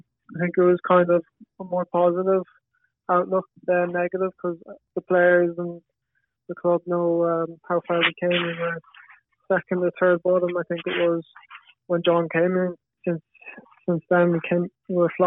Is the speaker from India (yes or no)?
no; Galway, Connacht, Ireland; I'm from Galway as well